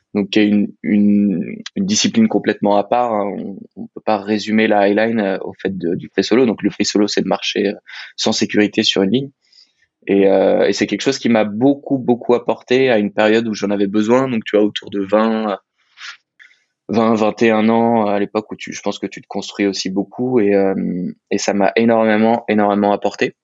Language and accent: French; Annecy, Auvergne-Rhône-Alpes, France; j'habite à Annecy, je suis à peu près là depuis toujours